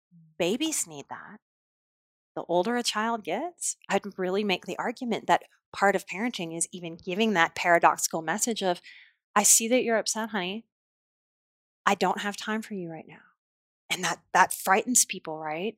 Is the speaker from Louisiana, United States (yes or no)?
yes; New Orleans, Louisiana, United States; I'm from New Orleans